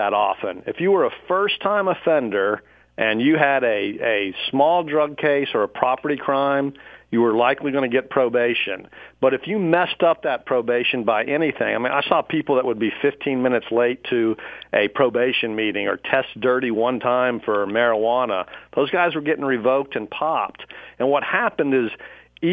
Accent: Dallas, Texas, United States; also born or lived in Pflugerville, Texas; We moved to Dallas about the end of my sixth grade year, and I grew up then in North Dallas

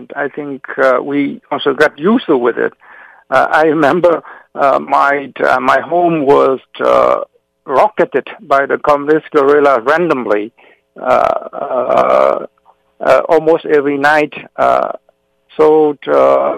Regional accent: South Vietnam, Vietnam; now in Massachusetts, United States; I was born in South Vietnam

